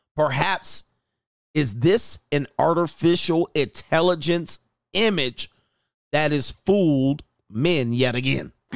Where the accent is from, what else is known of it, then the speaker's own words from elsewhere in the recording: Hawthorne, California, United States; I grew up in Hawthorne just a little bit